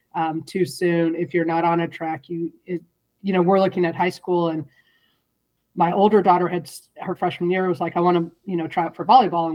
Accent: St. Louis, Missouri, United States; moved away as an adult; also born or lived in Chicago / Southern California; now in California, United States; I grew up in St. Louis, and so I was born and raised until I was 18.

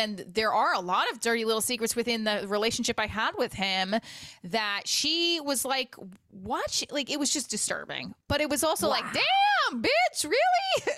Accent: Clifton, New Jersey, United States; also born or lived in Paterson, New Jersey; now in Nutley, United States; I'm in Nutley, and I grew up in Clifton, Patterson.

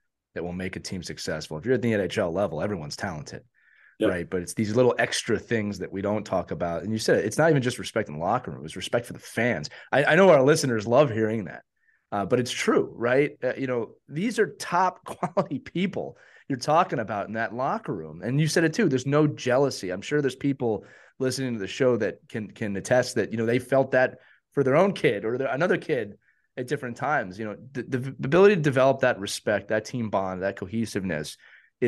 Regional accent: Philadelphia, Pennsylvania, United States; I grew up in Philadelphia. I grew up a Flyers fan.

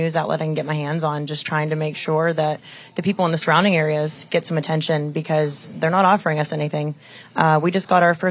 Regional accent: Negley, Ohio, United States; I am from Negli

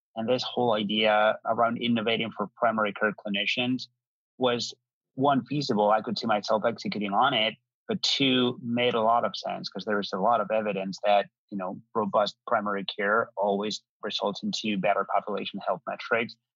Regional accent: Madrid, Community of Madrid, Spain; moved away; I'm um, originally from Spain, born and raised in Madrid.

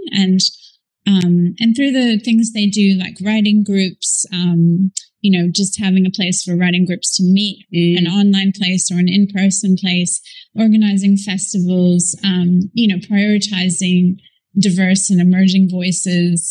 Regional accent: United States; moved away as an adult; now in Australia; i'm an american who's moved here i met and married an australian and i moved here really quickly for love

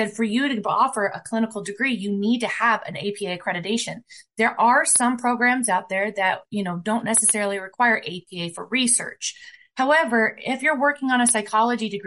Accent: Fort Collins, Colorado, United States; I am from the Fort Collins, Colorado area, 60 miles away

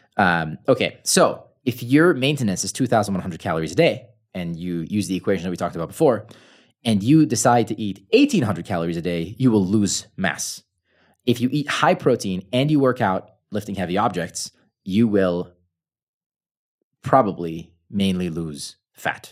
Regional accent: United States; English is a second language; I'm American, so I use pounds instead of kilograms

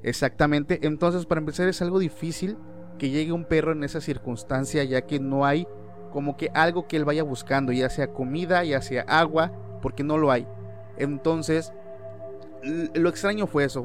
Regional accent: Oaxaca, Mexico; nosotros somos de México, eh, particularmente del estado de Oaxaca

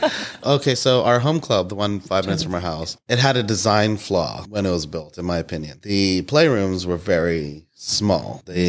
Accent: United States; moved away as an adult; now in Pittsburgh, United States; we're from Pittsburgh. I moved to Pittsburgh for college from, like, you know, 70 miles away.

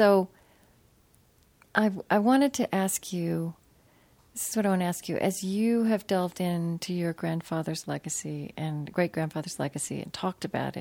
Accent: Shawnee, Oklahoma, United States; I grew up in Oklahoma

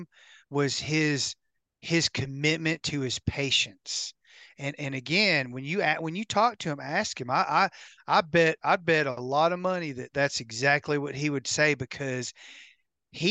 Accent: United States; my hometown on Kentucky Lake

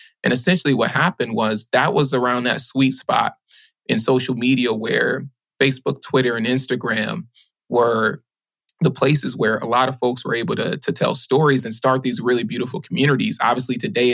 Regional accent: Baton Rouge, Louisiana, United States; also born or lived in New Orleans; growing up in Louisiana, my folks worked at chemical plants

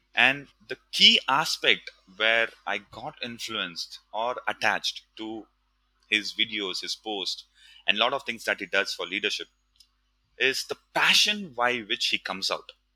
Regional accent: India; moved away as an adult; also born or lived in Mumbai; now in Singapore; growing up in India

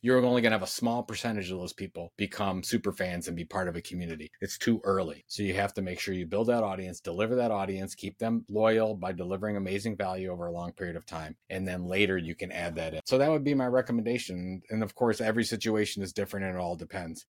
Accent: Sandusky, Ohio, United States; I was born in Sandusky, Ohio

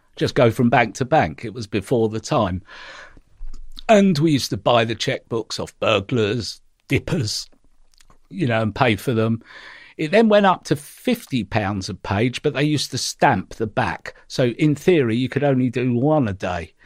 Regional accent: London, United Kingdom; growing up in the East End

